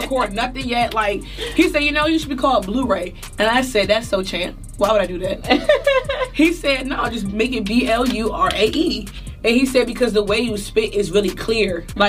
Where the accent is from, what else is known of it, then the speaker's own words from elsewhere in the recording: Maryland, United States; moved away; And I'm from Maryland, so I'm from the DMV